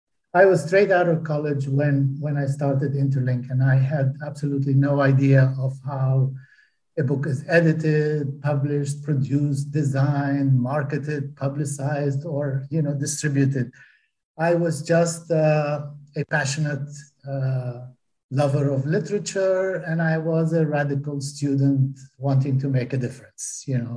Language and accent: English; Palestine; I got really tired of having to explain to people that I come from Palestine, not Pakistan.